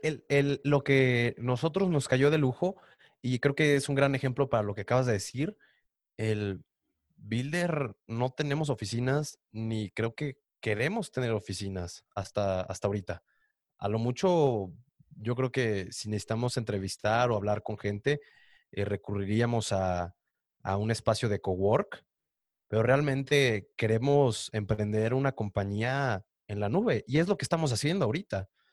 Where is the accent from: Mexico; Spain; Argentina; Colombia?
Mexico; also born or lived in Canada; nos hacía personas más cálidas como mexicanos